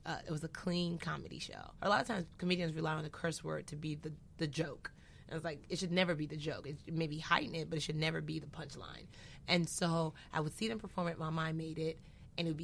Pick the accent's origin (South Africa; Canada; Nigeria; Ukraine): Nigeria; I'm Nigerian.